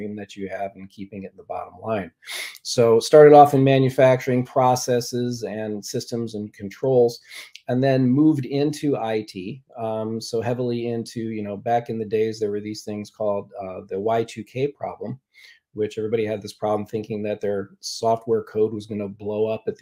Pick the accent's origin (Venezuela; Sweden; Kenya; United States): United States; Ann Arbor, Michigan; I hail from Ann Arbor